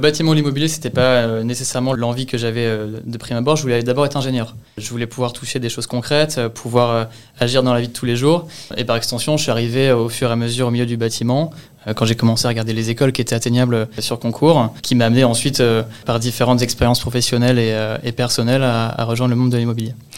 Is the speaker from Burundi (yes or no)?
no; Le Havre, Normandy, France; also born or lived in Rouen; je viens de, la ville du Havre, en Normandie, donc en Seine-Maritime, où j'ai fait euh, grande partie de, de mes études jusqu'au bac